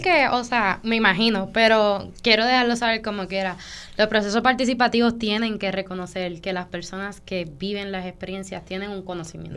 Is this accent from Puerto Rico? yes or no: yes; Vega Alta, Puerto Rico; yo soy nacida y criada en Vega Alta